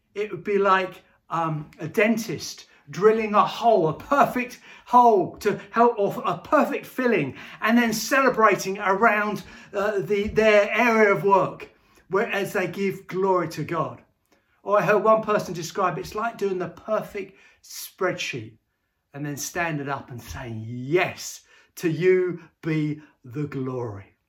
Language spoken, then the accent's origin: English; Bedford, East of England, United Kingdom; I grew up in Bedford and, uh, uh, and was lived in Bedford for many years and went to school all through Bedford